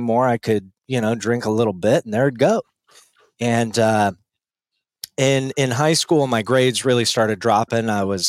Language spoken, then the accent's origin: English; Littleton, Colorado, United States; I was born and raised in Denver, actually. Okay. Littleton, to be more exact.